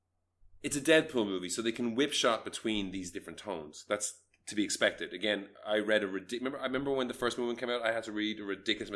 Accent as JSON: {"language": "English", "country": "Malaysia", "said": "As a Malaysian"}